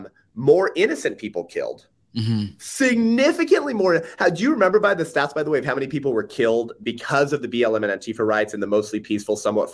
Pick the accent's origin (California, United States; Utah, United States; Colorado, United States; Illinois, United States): California, United States; I'm from California, so that's my point.